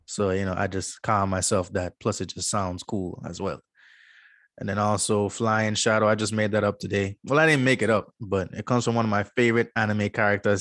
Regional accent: U.S. Virgin Islands; born and raised Saint Croix, U S Virgin Islands

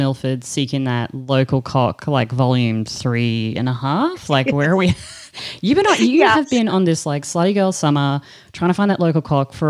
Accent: Australia; I'm joined by the delectable, the delicious, and my good girlfriend

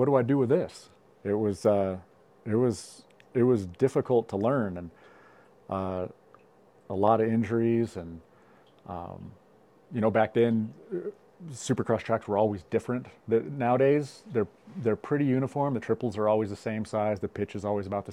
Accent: Bishop, California, United States; I'm from Bishop, California. I've lived here my whole life

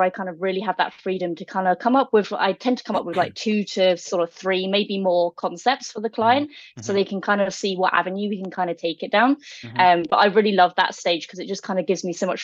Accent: United Kingdom; moved away as an adult; now in Vancouver, Canada; I'm originally from the UK, and I came over here about

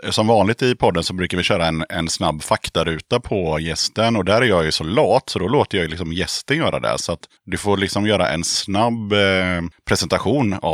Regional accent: Motala, Östergötland, Sweden; Moder Jords rövhål, Motala.

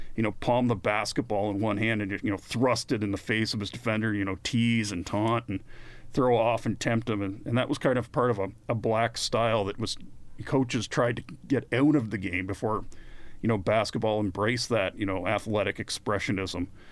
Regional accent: Canada; we're Canadian

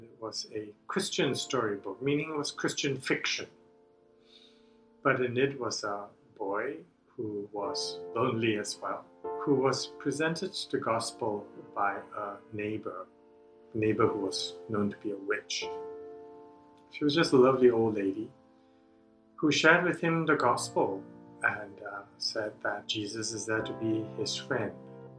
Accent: Singapore; So I grew up in Singapore to English educated parents.

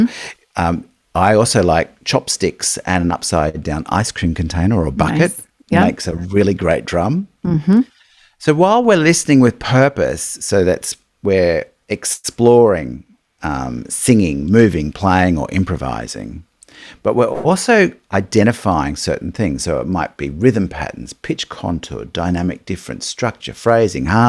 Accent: Australia; we are in Australia

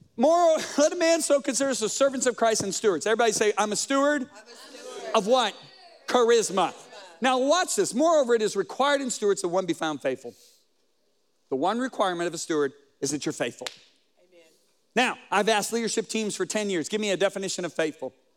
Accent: Colorado, United States; I'm from Colorado

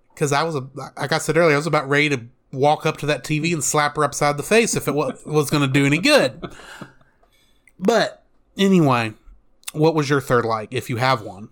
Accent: United States; as an American

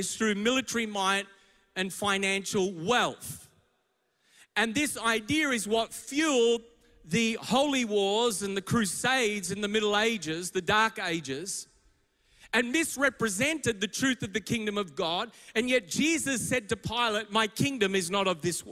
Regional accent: Melbourne, Victoria, Australia; I'm from Melbourne. My church is in Richmond and beyond

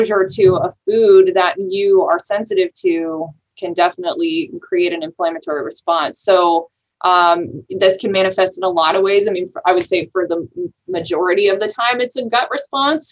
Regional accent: Italy; moved away; I grew up in Italy

